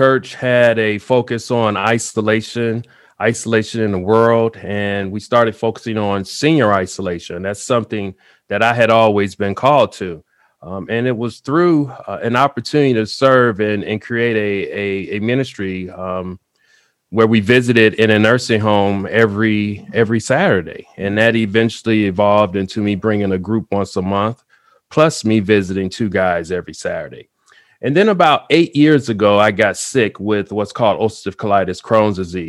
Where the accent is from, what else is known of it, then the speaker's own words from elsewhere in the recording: Chicago, Illinois, United States; I grew up in Chicago